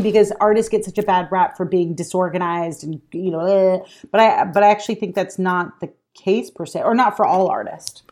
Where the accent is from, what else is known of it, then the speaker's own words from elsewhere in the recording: Alabama, United States; I'm from Alabama